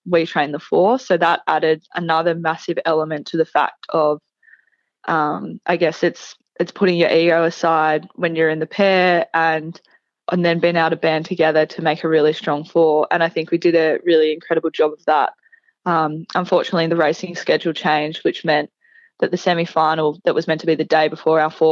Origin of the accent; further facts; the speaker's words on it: Nhill, Victoria, Australia; growing up in Neil, it was when I was growing up, we're in the middle of a drought, so Neil's half an hour away from Dimboola